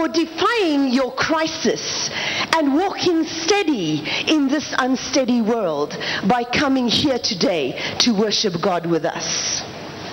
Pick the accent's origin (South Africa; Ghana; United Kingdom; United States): South Africa; I am from South Africa